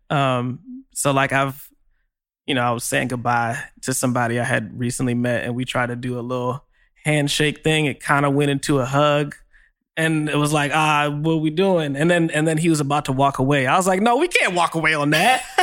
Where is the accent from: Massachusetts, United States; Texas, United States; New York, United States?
New York, United States; it's like I'm I'm from Long Island.